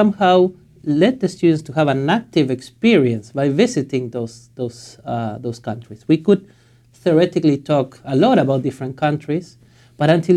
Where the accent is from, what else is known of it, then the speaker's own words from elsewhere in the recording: Buenos Aires, Argentina; moved away as an adult; also born or lived in Valencia, Spain / Frankfurt, Germany / England; now in Canada; I was born in Buenos Aires, Argentina, and I did my undergrad studies there